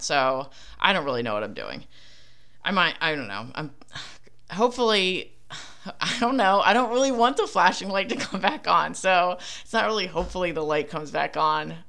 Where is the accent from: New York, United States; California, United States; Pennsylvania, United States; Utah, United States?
Pennsylvania, United States; Philadelphia; accent: Philly; my Philly accent